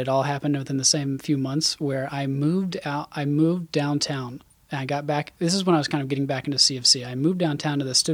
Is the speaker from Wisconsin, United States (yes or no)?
no; Isle of Palms, South Carolina, United States; I grew up on Isle of Palms